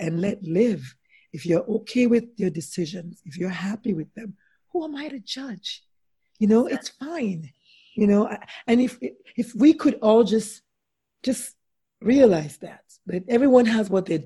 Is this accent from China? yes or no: no; Nigeria; I'm Nigerian